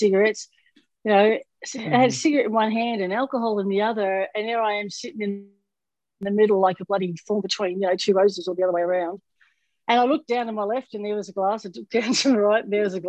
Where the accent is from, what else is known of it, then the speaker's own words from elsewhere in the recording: Melbourne, Victoria, Australia; moved away as an adult; now in Florida, United States; my hometown in Australia